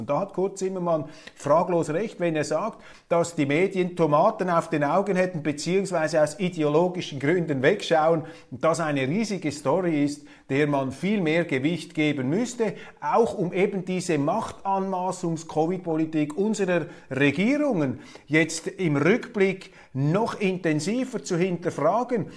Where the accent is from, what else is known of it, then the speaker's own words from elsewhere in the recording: Zurich, Switzerland; wir Zürcher Naivlinge